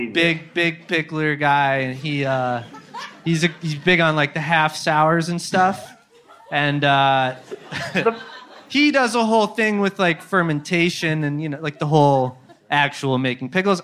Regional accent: Midwest, United States; moved away; Midwest, dude. We're from the Midwest

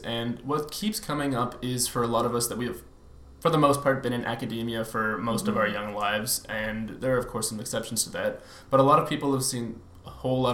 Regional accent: Ottawa, Ontario, Canada; I grew up here in Ottawa

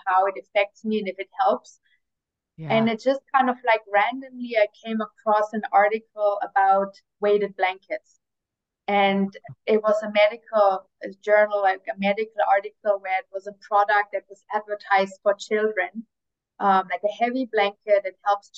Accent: near Stuttgart, Baden-Württemberg, Germany; moved away as an adult; also born or lived in United States / Middle East / Asia; I was born in Germany, in like a small town near Stuttgart, where, like, I don't know, for those who know, it's like where they make a lot of cars. Grew up there

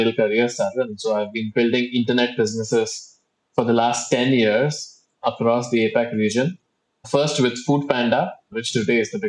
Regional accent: India; moved away as an adult; now in Singapore; I'm originally from India, but I've been based in Singapore for the last 15 years now.

